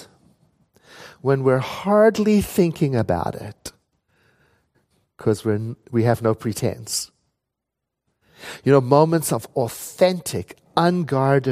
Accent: South Africa; moved away; I never grew up with Halloween when I was born in South Africa

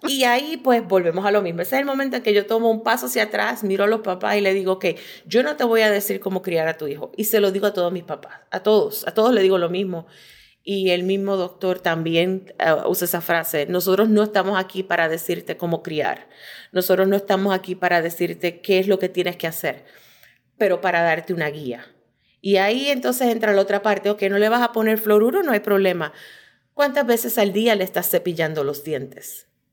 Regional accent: Puerto Rico; moved away as an adult; now in Michigan, United States; nacida y criada en Puerto Rico

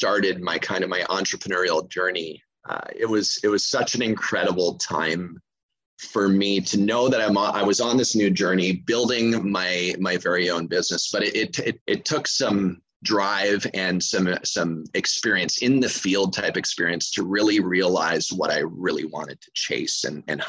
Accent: Montreal, Quebec, Canada; moved away as an adult; now in Anguilla; I'm originally from Montreal, Quebec, Canada, from the cold north.

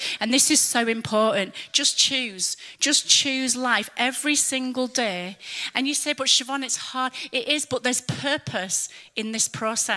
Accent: England, United Kingdom; moved away as an adult; also born or lived in Germany; we're English

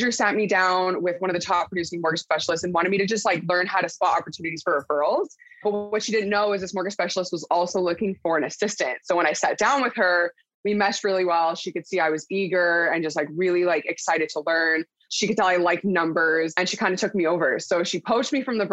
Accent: Port Coquitlam, British Columbia, Canada; now in Abbotsford, Canada; I'm originally from Port Coquitlam, BC, and now currently in Abbotsford

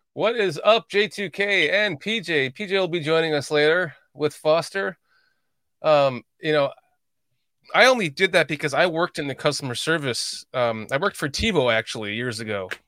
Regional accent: Chicago, Illinois, United States; moved away; I grew up in Chicagoland and I, I don't live there anymore.

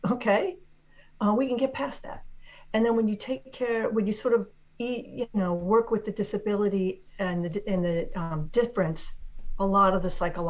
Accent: Washington, District of Columbia, United States; born there; I was actually born in Washington, D.C., which isn't even a state.

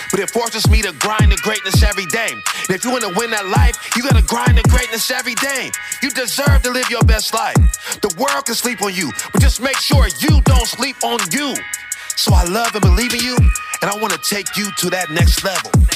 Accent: Akron, Ohio, United States; born or raised there

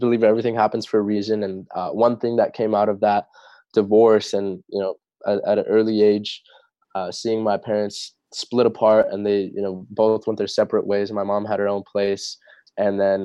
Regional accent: Torrance, California, United States; also born or lived in La Puente; When I was around 6 years old, that's when we moved to Torrance

